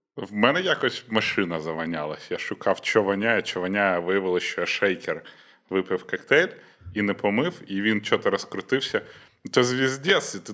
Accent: Western Ukraine, Ukraine; в мене, по-перше, Західна Україна, так. і там дуже багато суржика, бо Польща рядом

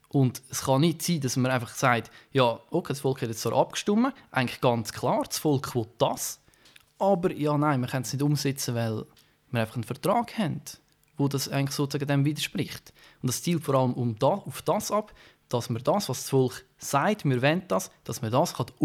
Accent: Switzerland; wir, wir in der Schweiz, als Schweizer Staatsbürger, wir haben sehr viele politische Mitwirkungsmöglichkeiten.

